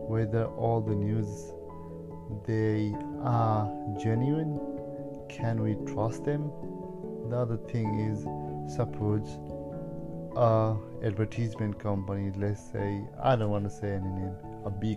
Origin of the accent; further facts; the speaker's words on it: Nepal; now in Australia; I'm originally from Nepal